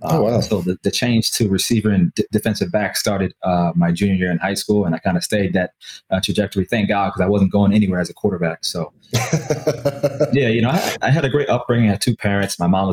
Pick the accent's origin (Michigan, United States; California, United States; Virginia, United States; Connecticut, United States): Connecticut, United States; New Britain; So I was born and raised in New Britain, Connecticut, hard hit in New Britain. And I stayed there for 23 years of my life.